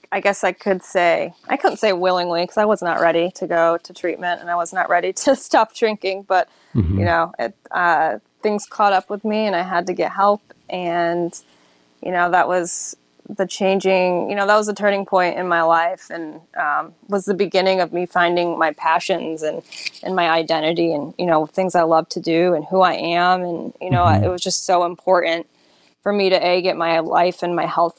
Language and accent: English; Syracuse, New York, United States; now in Charleston, United States; I'm from Syracuse, New York originally